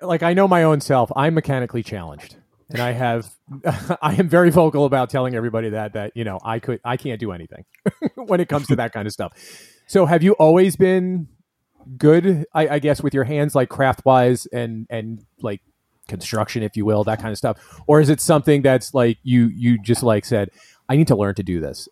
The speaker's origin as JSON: {"language": "English", "region": "New York", "country": "United States", "moved": "yes", "lives_now": "Florida, United States", "said": "I'm originally from New York too"}